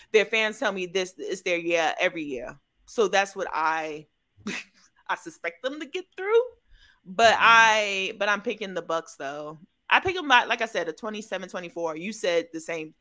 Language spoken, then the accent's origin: English; New York, United States; moved away as an adult; also born or lived in Waleska, Georgia; now in Athens, United States; move back up to New York after college